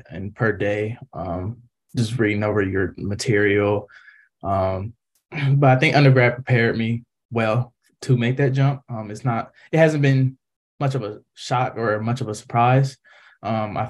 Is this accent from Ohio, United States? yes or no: yes; Columbus, Ohio, United States; moved away; I'm from Columbus, Ohio